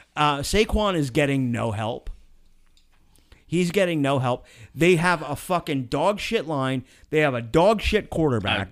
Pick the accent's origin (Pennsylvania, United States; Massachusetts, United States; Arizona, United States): Pennsylvania, United States; I was born and raised in Pennsylvania